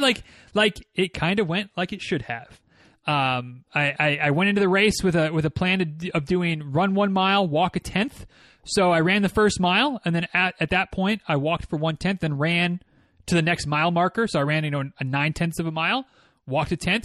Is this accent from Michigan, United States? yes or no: yes; Michigan, United States; moved away; the, uh, West Michigan Ragnar runs through my hometown